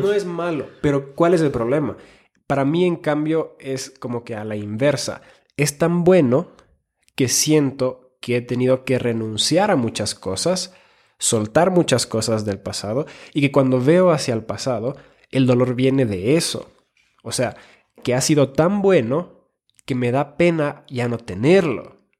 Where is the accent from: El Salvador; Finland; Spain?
Finland; moved away; also born or lived in Ecuador; soy nacido en Finlandia, he vivido en Ecuador